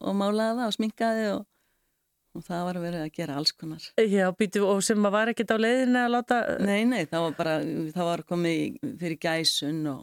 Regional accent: Reykjavík, Capital Region, Iceland; now in Elliðavatn, Iceland; Jú, ég bý upp á Ellegavatni. Já. Ég er enda fætt og uppalinn í Reykjavík í tjarnakutu 30.

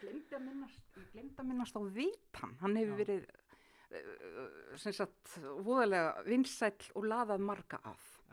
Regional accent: Akranes, Western Region, Iceland; ég ólst upp hér á Akranesi

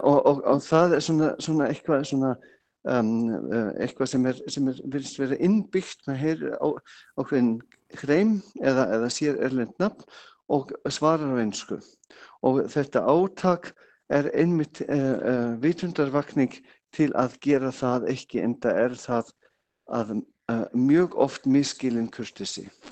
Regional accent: Bavaria, Germany; Icelandic is a second language; moved away as an adult; now in Iceland; Ég er frá Bæralandi, já. Kom fyrst 87

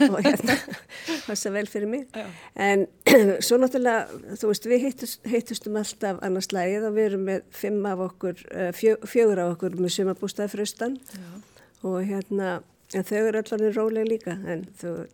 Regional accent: Reykjavík, Capital Region, Iceland; also born or lived in London; Ég er alveg upp í Reykjavík, Reykjavík Í hvað hverfi? Ég var í Vóakverfi, svo var ég í Skipholtinu

